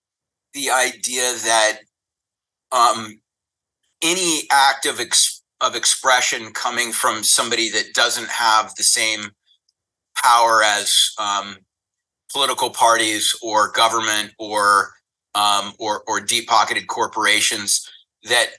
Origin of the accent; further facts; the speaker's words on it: the South, United States; now in Los Angeles, United States; I grew up in the South. It was pretty conservative.